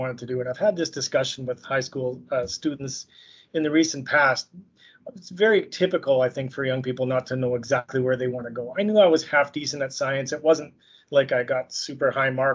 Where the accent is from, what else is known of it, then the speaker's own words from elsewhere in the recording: Saskatoon, Saskatchewan, Canada; also born or lived in Montreal / France / Winnipeg; I was born and raised in Saskatoon, Saskatchewan, where I currently live.